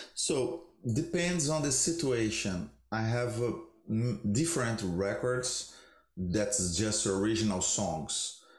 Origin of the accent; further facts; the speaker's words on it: Brazil; moved away; I am originally from Brazil